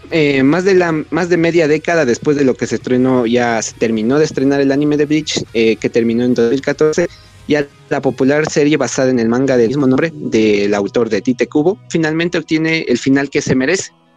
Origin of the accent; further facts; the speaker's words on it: Ecuador; soy de Ecuador